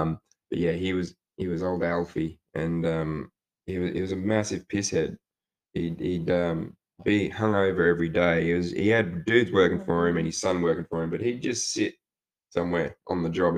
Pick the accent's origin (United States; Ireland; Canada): Ireland; No matter where you go, yeah, I'm from Ireland.